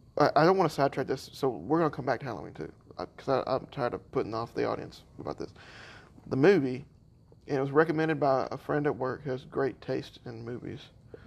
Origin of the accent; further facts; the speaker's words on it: Ireland; Listen, I'm Irish. We're not subtle with our hellos. We're subtle with our goodbyes.